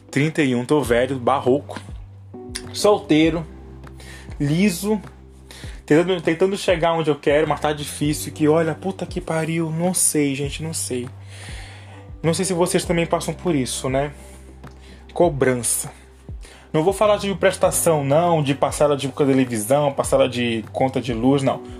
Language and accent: Portuguese; Pará, Brazil; now in São Paulo, Brazil; Sou paraense, mas moro em São Paulo tem quatro anos.